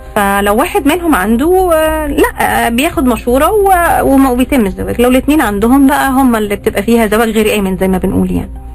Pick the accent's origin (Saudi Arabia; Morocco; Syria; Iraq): Saudi Arabia; موجود هنا عندنا في السعوديه